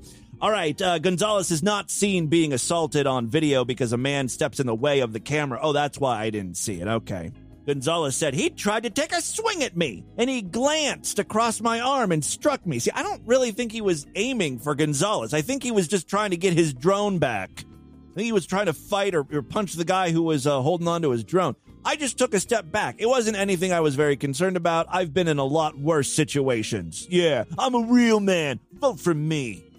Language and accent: English; Ohio, United States; This one comes from my home state of Ohio.